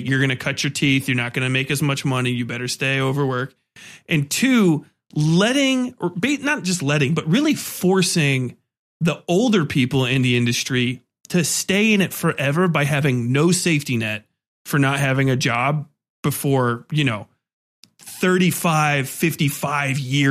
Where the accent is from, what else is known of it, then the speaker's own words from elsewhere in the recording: United States; I'm an American